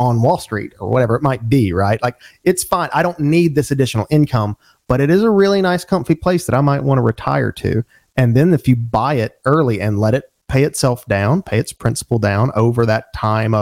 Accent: Birmingham, Alabama, United States; being from the South, I mean, and I grew up in Alabama, Birmingham, Alabama

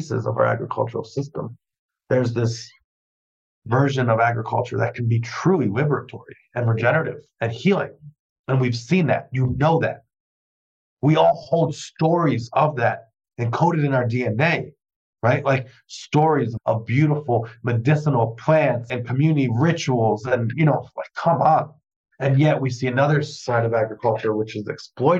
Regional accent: New York City, New York, United States; growing up in New York City

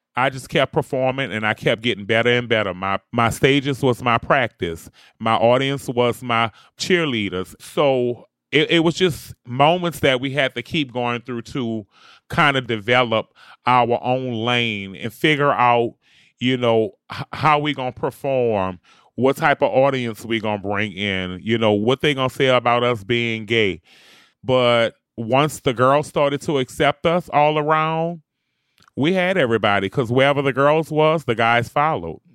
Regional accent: New Orleans, Louisiana, United States; I'm from New Orleans, Louisiana, and I am a bounce music superstar.

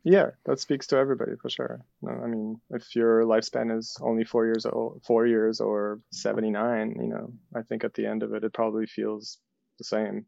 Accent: Ukraine; moved away; I'm from Soviet Ukraine

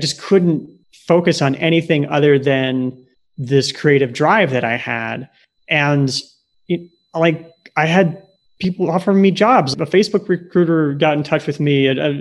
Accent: Nebraska, United States; moved away as an adult; also born or lived in Silicon Valley; Growing up in Nebraska, pre-internet

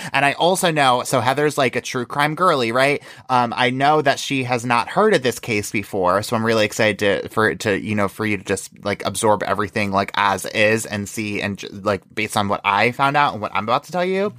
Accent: New York, United States; I'm from New York

